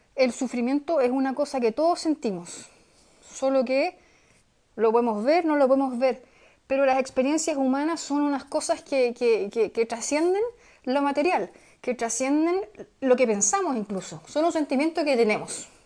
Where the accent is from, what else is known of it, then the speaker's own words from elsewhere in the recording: Chile; siendo chileno